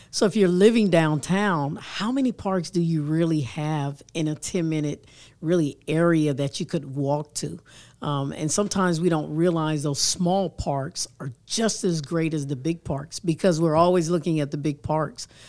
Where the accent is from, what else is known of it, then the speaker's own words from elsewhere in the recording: Atlanta, Georgia, United States; also born or lived in Europe; now in Huntsville, United States; I grew up in Atlanta